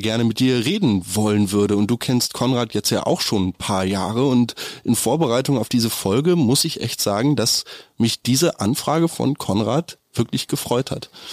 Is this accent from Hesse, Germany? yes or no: no; Berlin, Germany; als Berliner, wo man gelernt hat, seit klein auf in der U1 zu setzen und halt bloß die Klappe zu halten